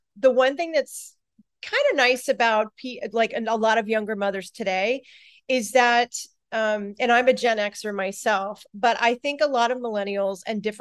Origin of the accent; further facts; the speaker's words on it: Florida, United States; moved away as an adult; also born or lived in Colorado; I live in Florida. I grew up in Florida. I just recently relocated back here